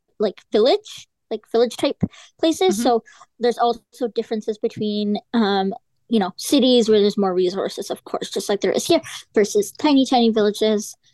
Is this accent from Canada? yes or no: yes; Canada; I was born in Canada, so I am technically Canadian, but my parents are from India and they immigrated here.